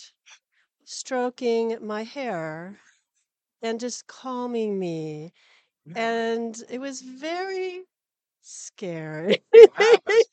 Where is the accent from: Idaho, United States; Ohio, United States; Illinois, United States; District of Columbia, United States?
Idaho, United States; St. Maries; also born or lived in Lake Coeur d'Alene, Idaho; grew up in St. Mary's, Idaho.